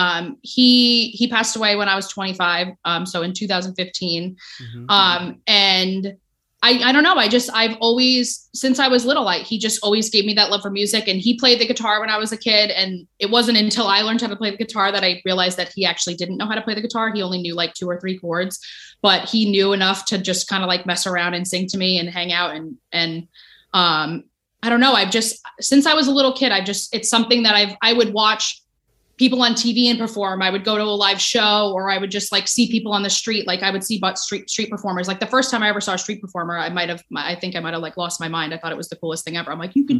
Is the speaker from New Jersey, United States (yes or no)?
yes; Ho-Ho-Kus, New Jersey, United States; I grew up in Jersey